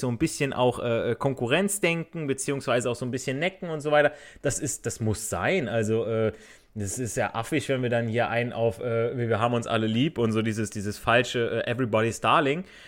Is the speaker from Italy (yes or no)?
yes; Italy; now in Germany; ich als Italiener